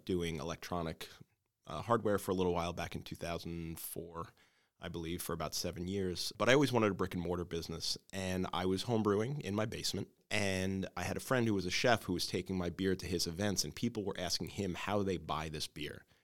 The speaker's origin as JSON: {"language": "English", "town": "New York City", "region": "New York", "country": "United States", "tie": "born or raised there", "moved": "as an adult", "lives_now": "Hackettstown, United States", "said": "I grew up on Staten Island"}